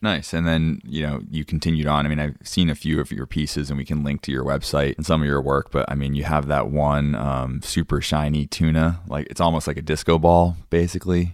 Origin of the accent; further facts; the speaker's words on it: Cape Cod, Massachusetts, United States; growing up in Cape Cod